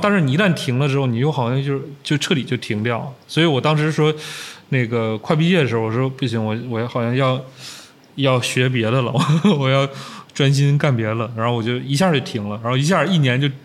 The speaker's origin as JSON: {"language": "Chinese", "town": "Changchun", "region": "Jilin", "country": "China", "tie": "born or raised there", "moved": "yes", "lives_now": "Beijing, China", "said": "小的时候在长春、在家那儿"}